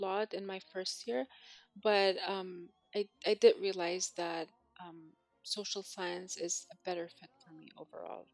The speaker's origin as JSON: {"language": "English", "town": "Sulaymaniyah", "region": "Sulaymaniyah Governorate", "country": "Iraq", "tie": "born or raised there", "said": "I grew up in Sully. I've lived here with my parents"}